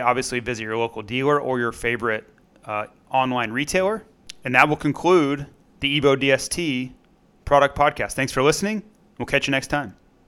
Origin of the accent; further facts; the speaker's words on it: Florida, United States; growing up in Florida